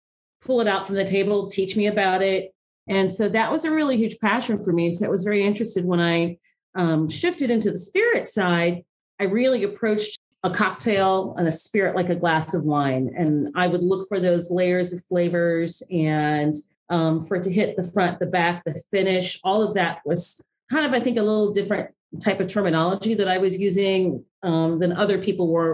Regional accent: Ohio, United States; moved away as an adult; also born or lived in Chicago; I grew up in Ohio

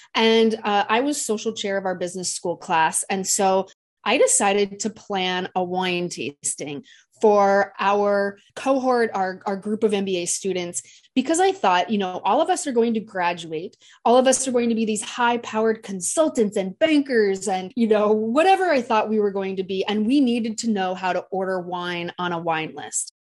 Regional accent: Des Moines, Iowa, United States; moved away as an adult; also born or lived in Washington DC / New York; now in San Diego, United States; I currently live in San Diego, California. However, I am from Des Moines, Iowa, so I like to say, you know, I didn't really grow up in the rolling vineyards or with wine on my table. You know, really in, growing up in Des Moines, Iowa

